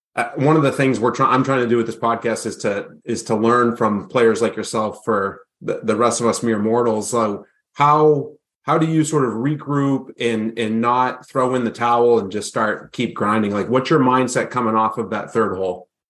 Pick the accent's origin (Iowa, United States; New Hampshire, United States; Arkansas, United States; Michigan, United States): New Hampshire, United States; my home state